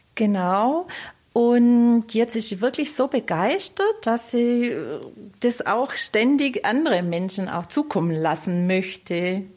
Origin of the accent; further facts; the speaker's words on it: Steinhausen an der Rottum, Baden-Württemberg, Germany; accent: South German; aus dem Kreis Biberach, genau aus Steinhausen an der Rottung